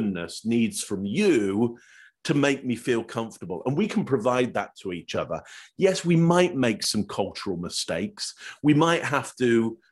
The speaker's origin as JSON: {"language": "English", "region": "England", "country": "United Kingdom", "moved": "yes", "lives_now": "Toronto, Canada", "said": "Originally, I'm from England."}